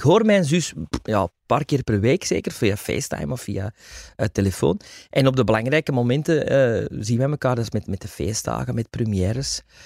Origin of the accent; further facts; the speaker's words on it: Antwerp, Flanders, Belgium; also born or lived in Wilrijk; ik kom uit Antwerpen.